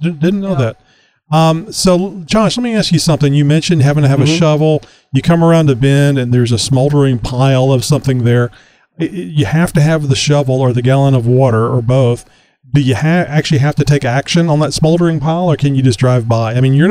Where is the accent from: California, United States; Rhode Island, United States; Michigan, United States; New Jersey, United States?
California, United States; I don't live here. I'm just visiting. I'm from California.